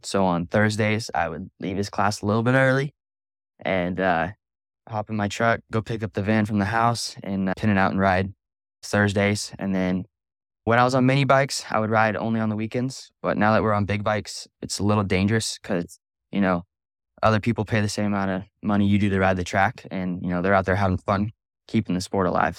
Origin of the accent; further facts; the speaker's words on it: Simi Valley, California, United States; I'm from Simi Valley, California